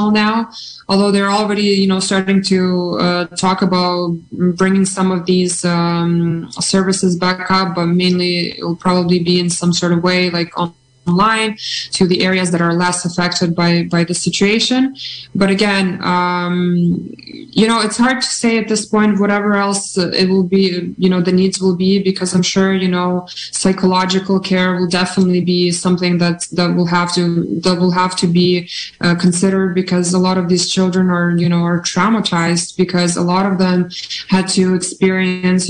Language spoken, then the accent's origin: English; Canada; moved away as an adult; now in Ukraine; growing up in Canada and, you know, being born and having roots in Ukraine